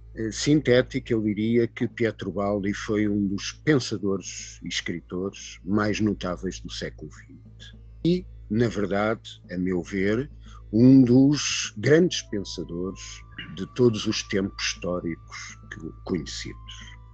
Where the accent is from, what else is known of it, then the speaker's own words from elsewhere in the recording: Portugal; eu sou português